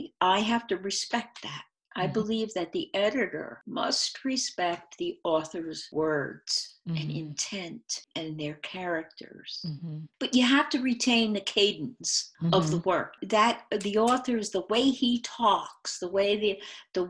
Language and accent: English; New Jersey, United States; I was born and raised in New Jersey.